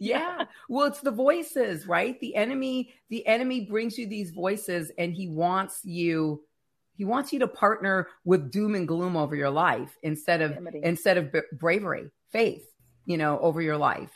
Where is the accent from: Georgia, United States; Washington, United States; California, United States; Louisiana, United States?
California, United States; Northern; I'm from Northern California